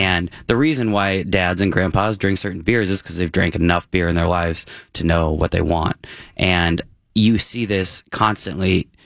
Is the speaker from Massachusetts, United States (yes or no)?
yes; Massachusetts, United States; moved away; I grew up in Massachusetts